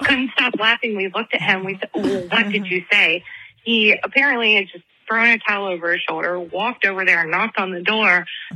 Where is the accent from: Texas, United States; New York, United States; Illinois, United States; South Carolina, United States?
South Carolina, United States; Charleston; I'm from Charleston, South Carolina